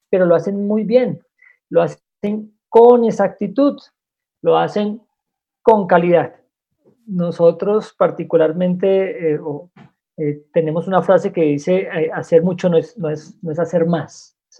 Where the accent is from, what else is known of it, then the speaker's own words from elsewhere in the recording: Bogotá, Colombia; Soy el único rolo en medio de, este, de toda esta reunión